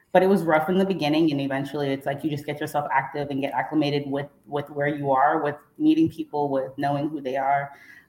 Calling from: Jacksonville, Florida, United States; I am in Jacksonville, Florida.

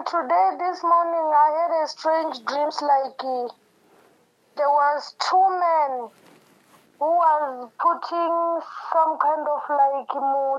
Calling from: Johannesburg, Gauteng, South Africa; I'm calling from Cosmo City.

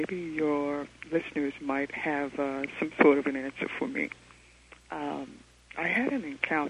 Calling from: New York City, New York, United States; I'm calling from New York City.

